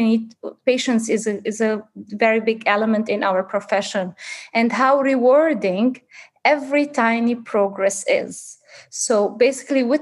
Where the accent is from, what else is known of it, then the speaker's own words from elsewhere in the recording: Zahle, Beqaa, Lebanon; moved away as an adult; also born or lived in Beirut / Dubai; now in Sydney, Australia; I'm actually originally Lebanese. I was born and raised in Zahle, a culturally rich city in the Bekaa region